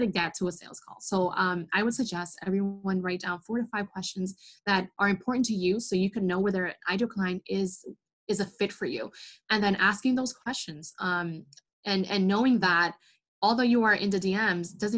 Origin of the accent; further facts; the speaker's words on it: New York, United States; I'm like from New York. So I have that like New York attitudes